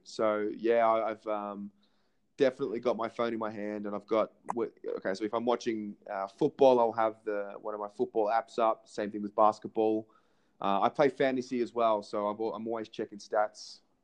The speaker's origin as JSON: {"language": "English", "town": "Melbourne", "region": "Victoria", "country": "Australia", "tie": "born or raised there", "moved": "as an adult", "lives_now": "Israel", "said": "I'm 27 born in Melbourne, Australia, um, and uh, obviously been been living in Israel for just over a year now"}